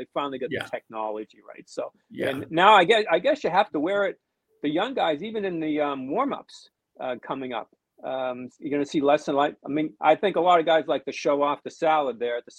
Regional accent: United States; I know I'm American.

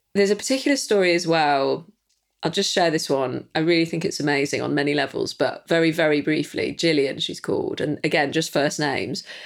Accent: Manchester, North West England, United Kingdom; being a Mancunian

